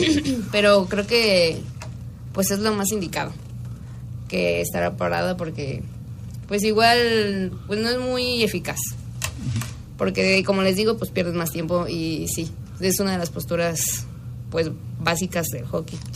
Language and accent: Spanish; Guanajuato, Mexico; soy de Guanajuato